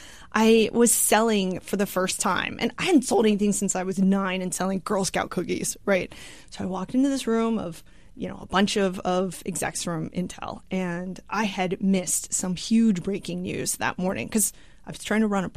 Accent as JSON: {"language": "English", "town": "Austin", "region": "Texas", "country": "United States", "said": "Yes, Texan at heart."}